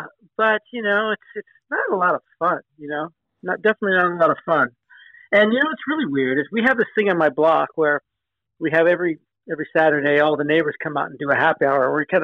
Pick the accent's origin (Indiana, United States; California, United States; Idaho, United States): California, United States; Los Angeles; also born or lived in Hollywood; now in San Francisco, United States; I grew up actually in Southern California, in L.A., but moved up here when I was 18, so that was 40-something years ago.